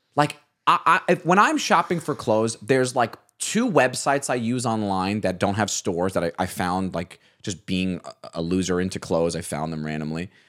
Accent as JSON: {"language": "English", "town": "Staten Island", "region": "New York", "country": "United States", "said": "As a Staten Islander"}